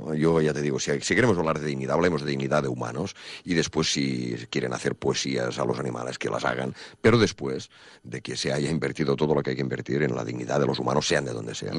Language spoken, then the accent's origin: Spanish; Banyoles, Catalonia, Spain; yo, claro, siendo catalán y habiendo nacido, como te digo, en Bañolas y, siendo de cultura catalana y taurina de toda mi vida